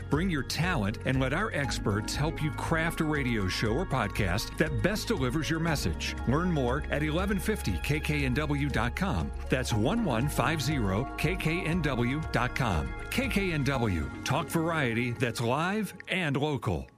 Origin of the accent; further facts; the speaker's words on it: Midwest, United States; growing up in the Midwest, my father owned a furniture store